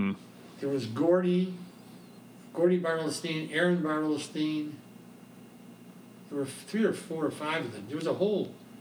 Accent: Chicago, Illinois, United States; now in Atlanta, United States; when I grew up in Chicago

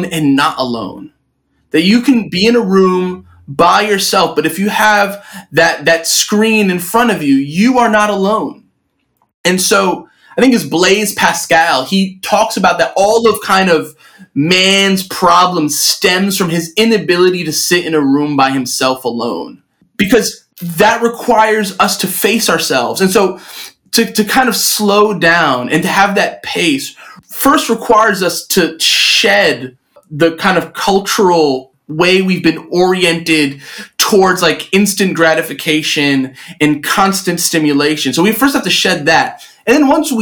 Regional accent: New York City, New York, United States; born or raised there

